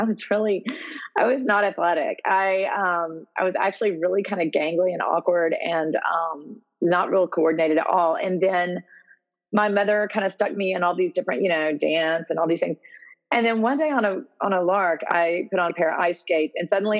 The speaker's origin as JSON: {"language": "English", "town": "Memphis", "region": "Tennessee", "country": "United States", "tie": "born or raised there", "also_born_or_lived": "Columbia, Missouri", "moved": "as an adult", "lives_now": "San Antonio, United States", "said": "I grew up in Memphis, Tennessee, and I went to college in Columbia, Missouri"}